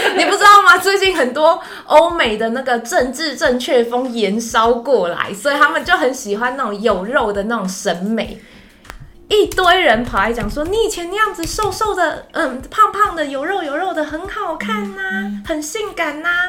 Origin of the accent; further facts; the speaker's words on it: Taiwan; 我台湾人呢，我在台湾混